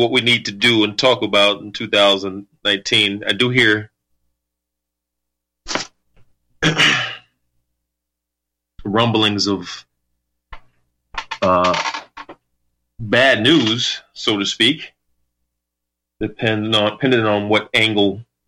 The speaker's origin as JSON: {"language": "English", "country": "United States", "said": "as an American, as a God-fearing American, believe in the ultimate creator"}